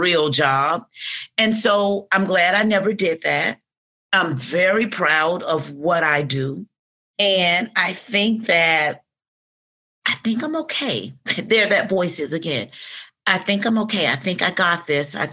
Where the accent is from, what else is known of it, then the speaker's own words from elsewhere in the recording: Atlanta, Georgia, United States; I grew up in the South. I grew up in Georgia. I grew up in Atlanta